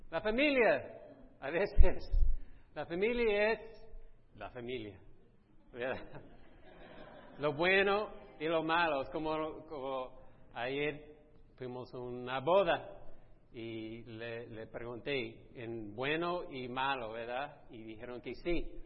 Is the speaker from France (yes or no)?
no; Italy; en nuestra cultura, soy italiano, que yo sé que me parezco más americano, pero sí. En nuestra cultura, la cultura latina, italiana